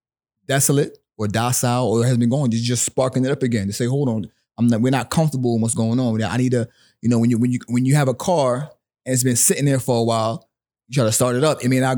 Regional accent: Willingboro, New Jersey, United States; also born or lived in Brooklyn; So I was born in Brooklyn. Like I said, both my parents were from Barbados. My mother moved me to New Jersey when I was 9.

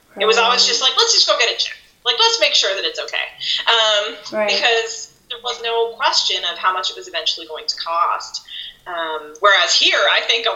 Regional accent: Nova Scotia, Canada; now in United States; growing up in Canada

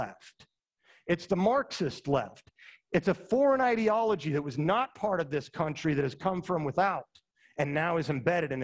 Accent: Utah, United States; moved away; also born or lived in Indiana; I'm from Utah

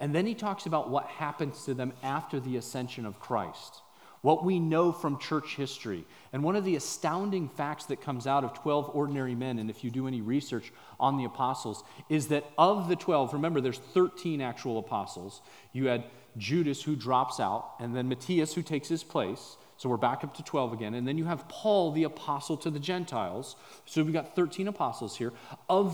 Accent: San Diego, California, United States; moved away as an adult; also born or lived in Papua New Guinea; We come from San Diego, California

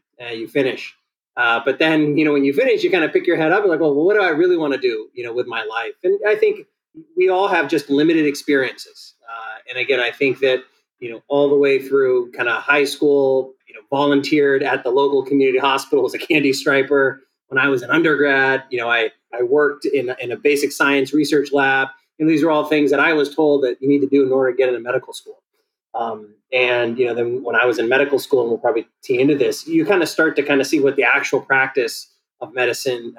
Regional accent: San Diego, California, United States; The child of Ethiopian immigrants, I was born in San Diego

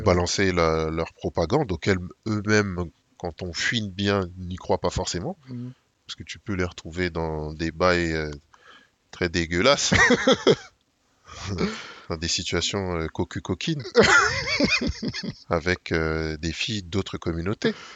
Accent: Saint-Ouen, Île-de-France, France; j'ai grandi à Saint-Ouen

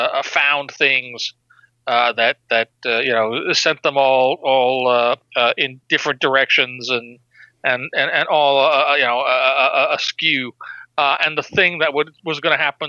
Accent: New York, United States; I grew up in New York

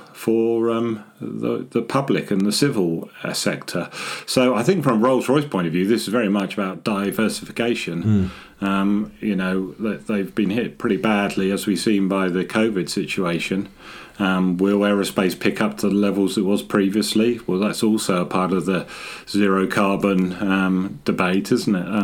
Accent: Scotland, United Kingdom; moved away; also born or lived in Harwell, Oxfordshire; I was born up in Scotland as part of the nuclear endeavour, and I did my apprenticeship at Harwell

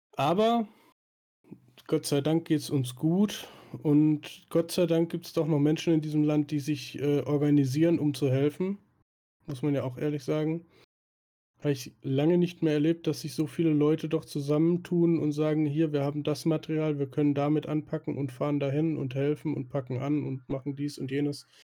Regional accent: Swabia, Baden-Württemberg, Germany; da ich ja gebürtiger Schwabe bin

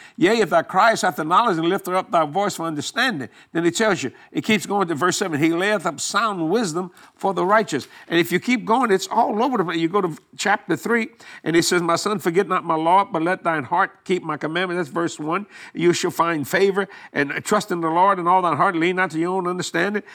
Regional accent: Houma, Louisiana, United States; born or raised there; also born or lived in New Orleans, Louisiana

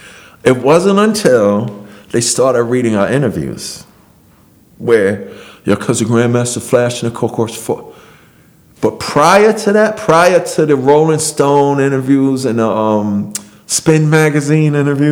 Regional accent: Queens, New York, United States; We're from Queens!

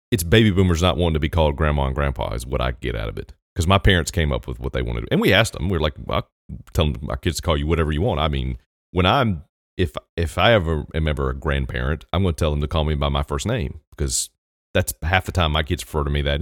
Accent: New Zealand; I'm from New Zealand

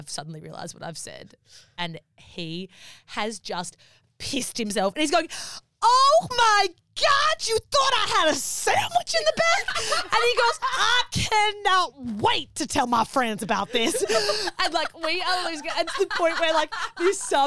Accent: Australia; accent: Australian; we're from Australia.

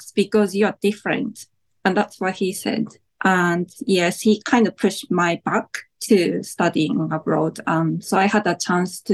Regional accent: Japan; now in New Zealand; when I lived in Japan

